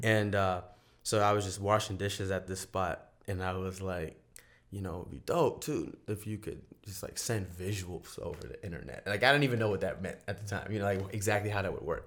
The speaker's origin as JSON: {"language": "English", "town": "Charleston", "region": "South Carolina", "country": "United States", "also_born_or_lived": "San Francisco, United States", "moved": "yes", "lives_now": "Los Angeles, United States", "said": "I'm from Charleston, South Carolina"}